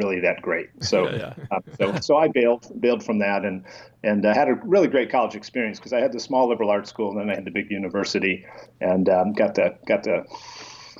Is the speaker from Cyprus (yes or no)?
no; Detroit, Michigan, United States; I grew up middle class in Detroit, and I was the middle child of 5 boys in our family